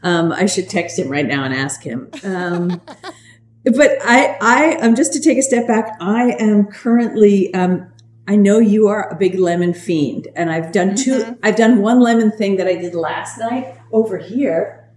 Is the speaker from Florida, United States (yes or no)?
no; New Jersey, United States; I'm from New Jersey.